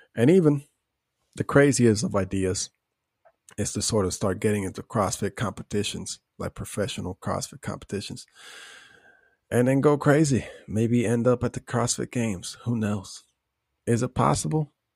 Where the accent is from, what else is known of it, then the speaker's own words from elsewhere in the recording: Puerto Rico; growing up in Puerto Rico